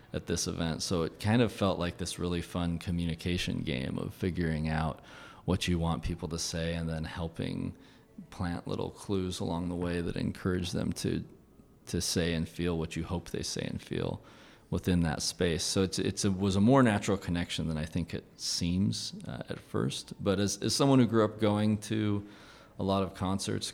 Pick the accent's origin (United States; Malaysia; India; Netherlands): United States; Farmington, Utah; I grew up in Farmington, like a half hour from Salt Lake